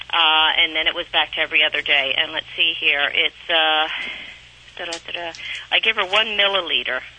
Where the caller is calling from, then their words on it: Reading, Pennsylvania, United States; I'm from Reading, Pennsylvania, WEEU.